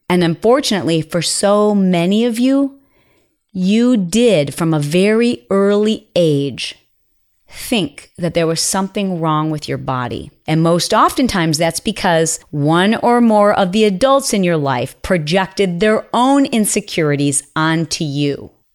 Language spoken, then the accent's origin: English; Midwest, United States; we grew up in the Midwest